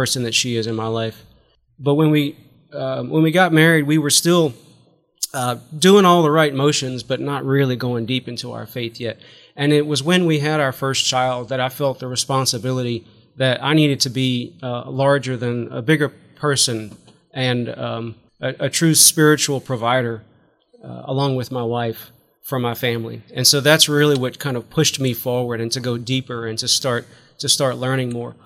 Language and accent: English; Lafayette, Louisiana, United States; I'm a Cajun Catholic. I'm a raging Cajun. Got 2 degrees from UL. Grew up in Lafayette.